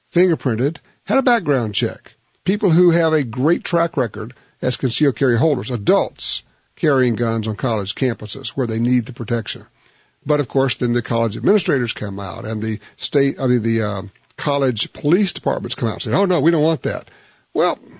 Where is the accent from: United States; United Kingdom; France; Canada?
United States; Louisiana; my home state of Louisiana